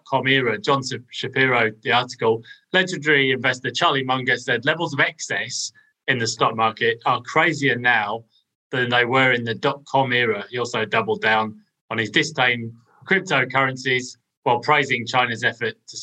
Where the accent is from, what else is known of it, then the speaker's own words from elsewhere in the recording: United Kingdom; I guess as a Brit